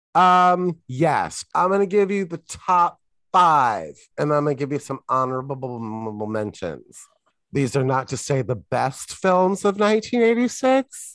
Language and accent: English; United States; I'm American